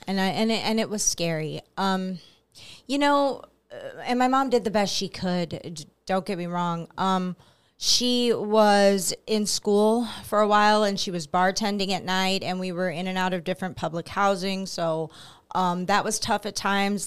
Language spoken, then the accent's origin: English; Belleville, Illinois, United States; I'm from Belleville, Illinois, so I'm about a half an hour east